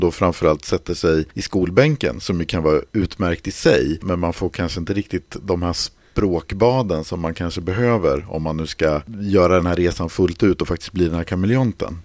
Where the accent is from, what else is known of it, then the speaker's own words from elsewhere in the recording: Sweden; also born or lived in Germany / Iceland; jag var svensk